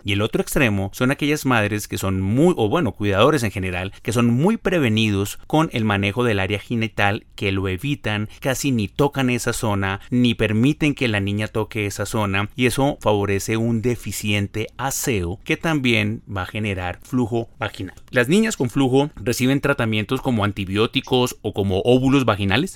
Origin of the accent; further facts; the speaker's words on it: Ibagué, Tolima, Colombia; moved away; la ciudad de Ibagué, donde yo nací. Yo soy oriundo del Tolima.